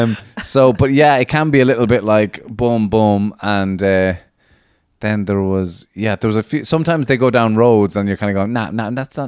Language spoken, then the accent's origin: English; Latvia; English is a second language; And I'm from Latvia. That's why my accent.